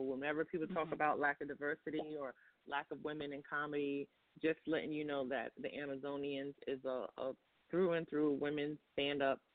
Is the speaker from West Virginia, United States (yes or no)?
no; New York City, New York, United States; I'm from Brooklyn, New York